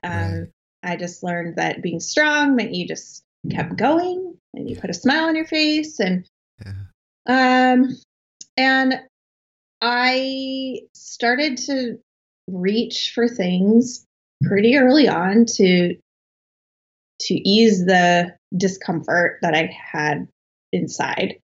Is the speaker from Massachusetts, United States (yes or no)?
no; Colorado, United States; moved away as an adult; now in Boston, United States; I was born and raised in Colorado, in uh, like a small town south of Denver